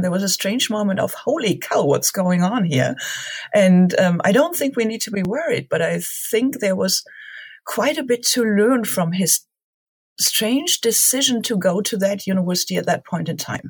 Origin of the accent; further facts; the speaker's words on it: Germany; Growing up in Germany